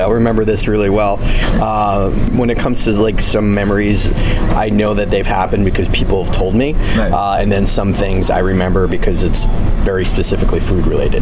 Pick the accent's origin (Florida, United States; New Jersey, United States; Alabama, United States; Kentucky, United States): New Jersey, United States; also born or lived in Canada; I, I, grew up in the states. Um, I mean, I am Canadian, but I, I, grew up mainly in the states and New Jersey, to be specific